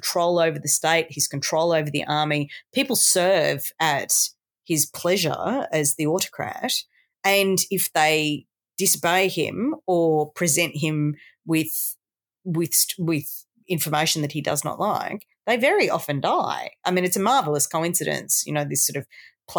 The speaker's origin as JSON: {"language": "English", "country": "Australia"}